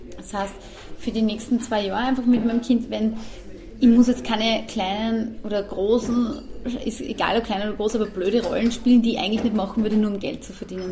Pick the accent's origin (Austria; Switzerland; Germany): Austria; Also ich bin, ich bin Österreicherin und bin gern Österreicherin, bin Patriotin, also ich mag unser Land